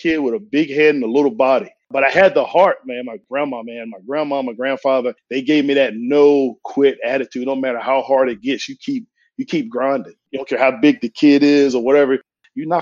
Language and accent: English; Eastern Shore of Virginia, United States; Growing up in the Eastern Shore of Virginia